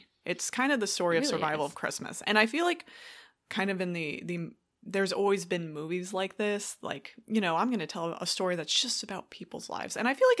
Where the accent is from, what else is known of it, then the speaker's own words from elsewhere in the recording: Midwest, United States; I am also a Midwesterner